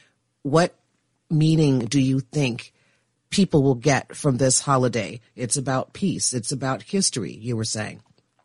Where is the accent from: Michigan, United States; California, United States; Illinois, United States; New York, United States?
Illinois, United States; Chicago; I'm from Chicago